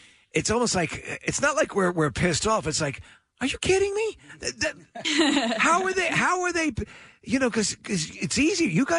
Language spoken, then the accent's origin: English; New York and Long Island, United States; I'm from New York and Long Island